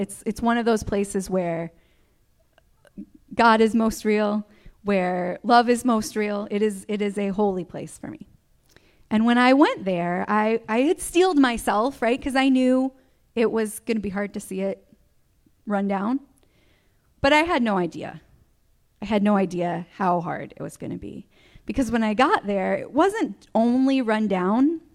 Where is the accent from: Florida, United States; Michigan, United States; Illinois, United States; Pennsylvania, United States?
Michigan, United States; I grew up in Michigan, grew up on the ranch, loved my life there for many, many years